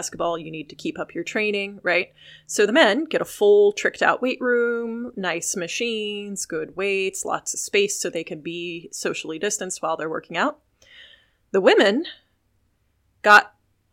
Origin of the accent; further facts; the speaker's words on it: Illinois, United States; growing up in Illinois